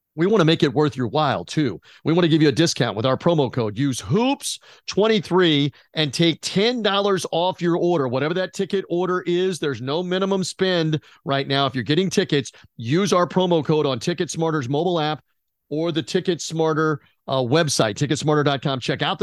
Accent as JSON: {"language": "English", "town": "Memphis", "region": "Tennessee", "country": "United States", "tie": "born or raised there", "said": "my hometown, the place of my alma mater, the former Memphis State University, now the University of Memphis"}